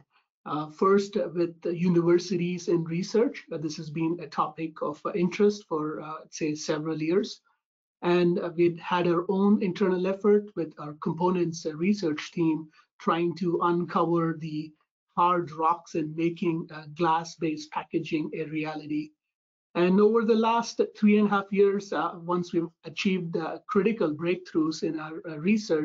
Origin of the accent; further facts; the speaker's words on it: India; moved away as an adult; now in United States; I'm originally from India